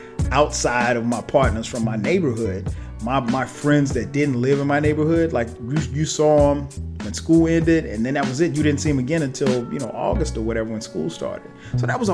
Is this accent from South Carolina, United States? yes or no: yes; Florence, South Carolina, United States; moved away as an adult; now in Atlanta, United States; growing up in South Carolina, I grew up in a place called Florence, South Carolina